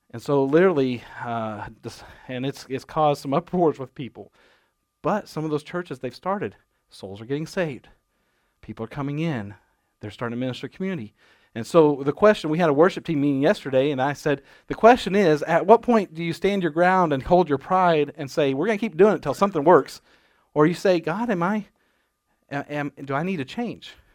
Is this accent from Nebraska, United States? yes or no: yes; Nebraska, United States; moved away; I grew up in Nebraska